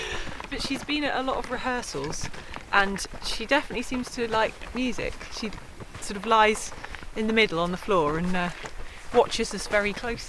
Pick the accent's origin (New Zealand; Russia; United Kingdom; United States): United Kingdom; Brixham, South West England; now in Exmouth, United Kingdom; So I'm originally from Brixham on the south coast, so not far away at all. And we now live in Exmouth, so yes, we are locals